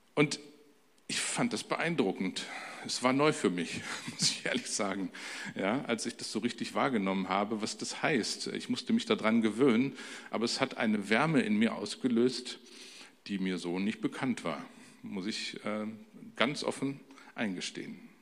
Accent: Germany; wie man so als typischer Deutscher in einer typisch deutschen Familie groß werden kann

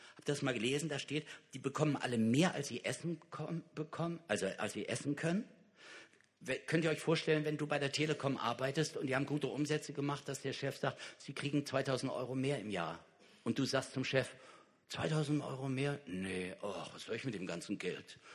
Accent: Kassel, Hesse, Germany; in Kassel, da wo ich herkomme

